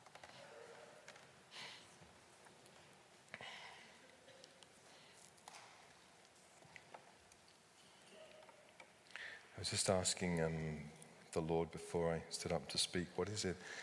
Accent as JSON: {"language": "English", "country": "United Kingdom", "said": "because we're British"}